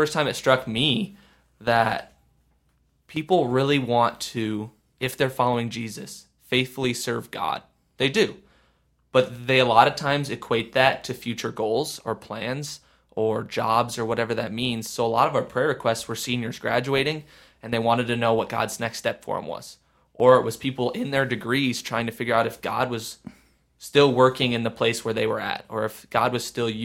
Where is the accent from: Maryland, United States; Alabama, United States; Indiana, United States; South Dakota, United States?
South Dakota, United States; Sioux Falls; I'm from Sioux Falls